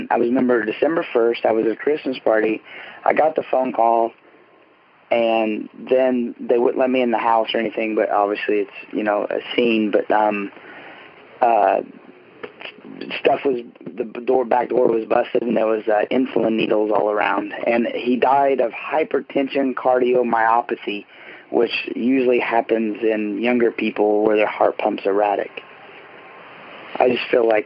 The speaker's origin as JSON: {"language": "English", "town": "Terre Haute", "region": "Indiana", "country": "United States", "said": "home is in uh, Terre Haute, Indiana, where the famous Larry Bird played for Indiana State University. I'm a Hoosier."}